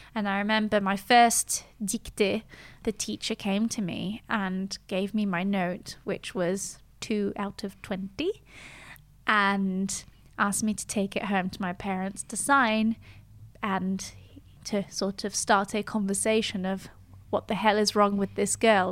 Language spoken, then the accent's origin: English; Geneva, Switzerland; first language French and English; we grew up in Geneva in a multicultural household um, speaking both French and English. Both of those languages were our mother tongues